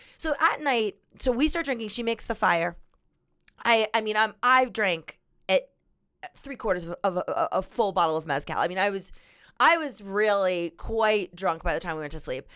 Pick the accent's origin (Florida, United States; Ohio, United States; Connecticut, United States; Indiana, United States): Florida, United States; I grew up in Florida